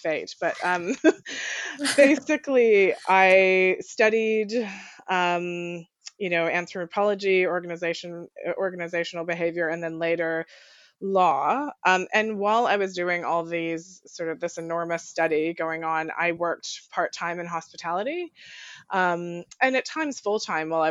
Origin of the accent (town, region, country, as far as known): Colorado, United States; born or raised there; also born or lived in New Zealand